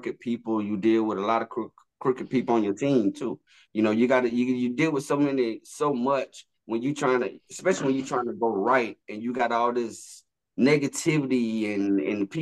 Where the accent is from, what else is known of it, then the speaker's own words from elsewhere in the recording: Augusta, Georgia, United States; we're from Augusta